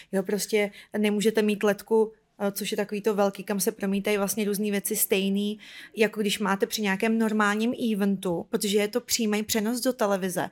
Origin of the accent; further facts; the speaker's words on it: Ukraine; now in Czech Republic; že jsem Ukrajinka, přestěhovala jsem do Česka